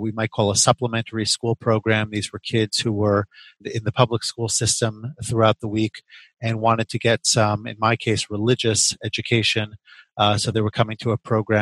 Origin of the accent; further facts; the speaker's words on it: the New York area, United States; moved away as an adult; also born or lived in Chicago; I grew up in the New York area